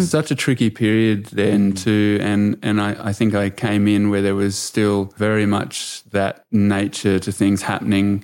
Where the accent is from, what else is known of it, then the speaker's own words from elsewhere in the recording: Australia; I was born into here in Australia in the, you know, a few decades later in the nineties. That's when I was growing into it.